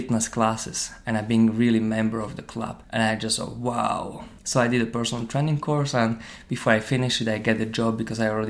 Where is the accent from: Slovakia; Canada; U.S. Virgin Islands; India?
Slovakia; moved away as an adult; also born or lived in Ireland; now in Dublin, Ireland; I came from Slovakia, I was born in Slovakia, living in Ireland for around 11 years